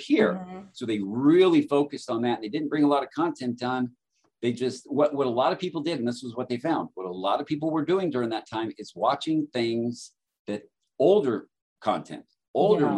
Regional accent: Southern California, United States; moved away as an adult; now in Phoenix, United States; I'm from Southern California.

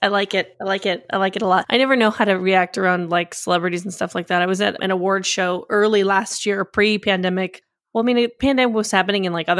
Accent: Massachusetts, United States; born there; But like, no, I was born in Massachusetts, not in Mallorca. But my family's all in Spain right now.

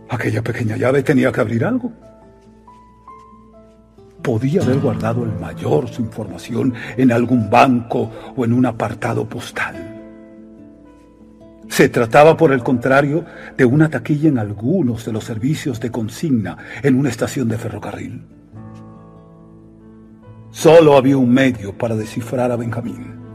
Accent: Spain; soy periodista español

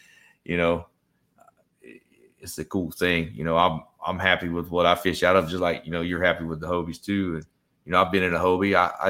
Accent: Southeast Georgia, United States; now in Florida, United States; I'm from Georgia. I'm from Southeast Georgia, and I grew up there fishing. Inshore coastal fishery there and out of St. Simons Island.

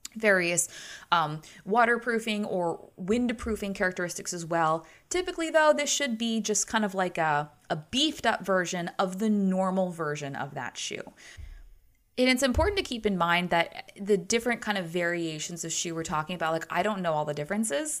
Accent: United States; as a American

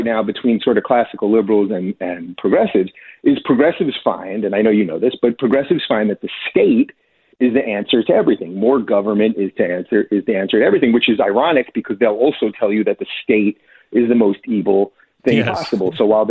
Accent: New York, United States; I like to reference Daniel Patrick Moynihan because I'm from New York and I remember how much I loved him.

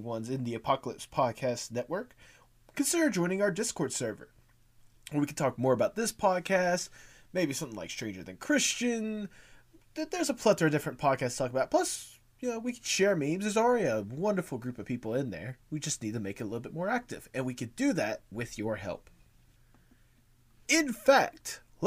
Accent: United States; I'm an American

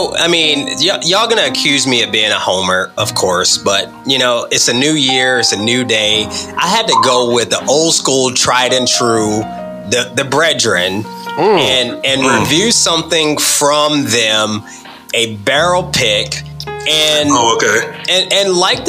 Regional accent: Southern Virginia, United States; I grew up in Southern Virginia.

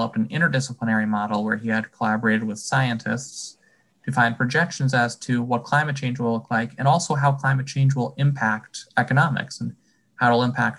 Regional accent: Wallingford, Connecticut, United States; I'm from Wallingford

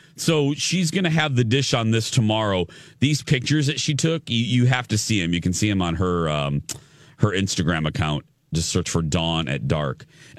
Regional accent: Indiana, United States; moved away; also born or lived in Chicagoland area; Because we had an Aldi growing up in Indiana

